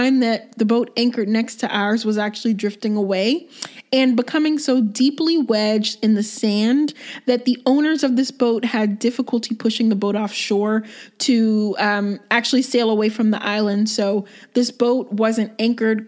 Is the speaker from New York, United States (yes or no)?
no; Myrtle Beach, South Carolina, United States; also born or lived in Pennsylvania; I'm actually originally from Myrtle Beach, South Carolina. Well, that's where I grew up. I was born in Pennsylvania, but I spent half of my life in Myrtle Beach